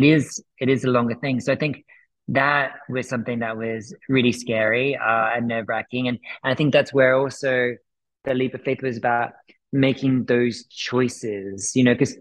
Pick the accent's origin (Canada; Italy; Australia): Australia; moved away; also born or lived in United Kingdom / United States; I'm originally from Australia. I've lived in the UK. I've traveled the world. I was then in America for 5 years